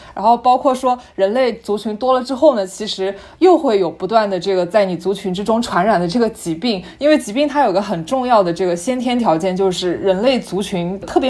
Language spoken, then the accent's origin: Chinese; Yunnan, China; 因为我们云南不是有很多蘑菇嘛